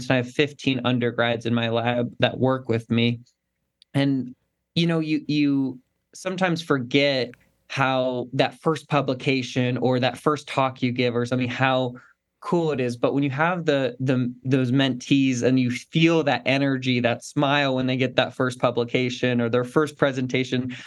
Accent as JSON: {"language": "English", "town": "Carson City", "region": "Nevada", "country": "United States", "tie": "born or raised there", "said": "I grew up in it's actually the capital of Nevada, Carson City, Nevada, but it's a rural town, about 55,000 people."}